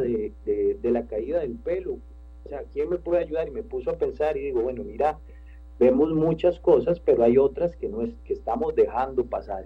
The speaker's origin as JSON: {"language": "Spanish", "country": "Costa Rica", "said": "nosotros como costarricenses"}